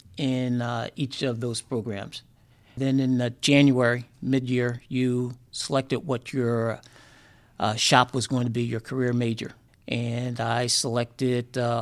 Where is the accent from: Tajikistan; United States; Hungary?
United States; South River, New Jersey; So we grew up in South River, which is a small town.